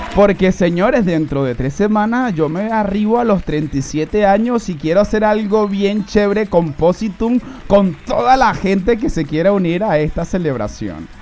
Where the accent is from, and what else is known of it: Venezuela; moved away